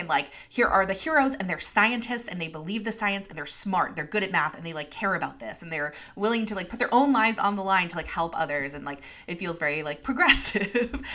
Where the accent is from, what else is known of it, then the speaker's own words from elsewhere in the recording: New York, United States; as a New Yorker